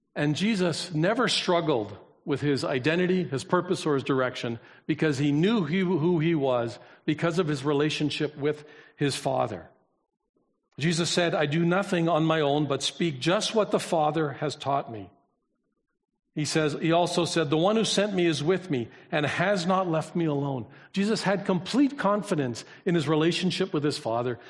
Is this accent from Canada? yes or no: yes; Canada; I was born here